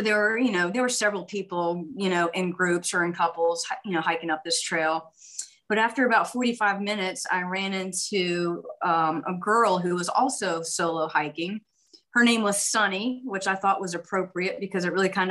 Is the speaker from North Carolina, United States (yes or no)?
yes; High Point, North Carolina, United States; I'm from North Carolina in a city called High Point, which is close to the Greensboro, Winston-Salem area